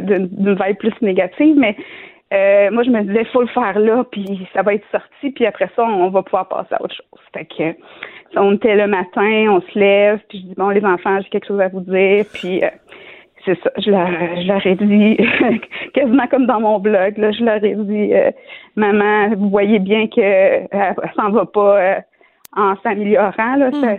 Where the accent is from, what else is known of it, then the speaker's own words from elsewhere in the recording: Shawinigan, Quebec, Canada; je viens de Shawinigan, une petite ville de, 50 000 habitants